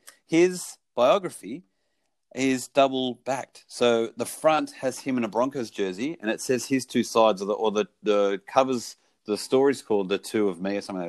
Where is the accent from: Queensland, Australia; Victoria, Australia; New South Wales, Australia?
New South Wales, Australia; Penrith; born there; I was born in Penrith, 1978.